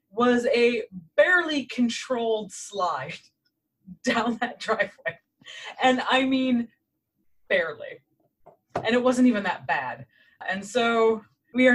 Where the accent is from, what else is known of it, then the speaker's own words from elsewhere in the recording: Midwest, United States; I grew up in the Midwest